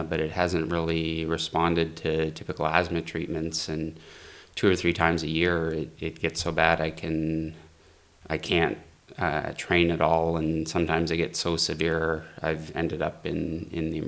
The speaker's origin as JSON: {"language": "English", "town": "Rossland", "region": "British Columbia", "country": "Canada", "said": "I'm from Rosland, British Columbia in Canada."}